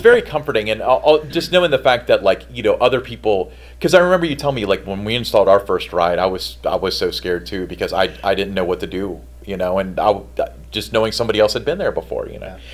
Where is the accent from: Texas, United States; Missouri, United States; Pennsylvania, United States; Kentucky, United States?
Kentucky, United States; Edgewood; now in Fort Thomas, United States; I grew up in Edgewood.